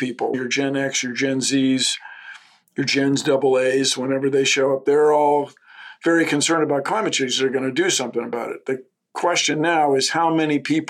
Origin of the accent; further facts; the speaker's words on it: Washington, District of Columbia, United States; moved away; growing up in Washington, having access to the woods greatly affected my appreciation for nature.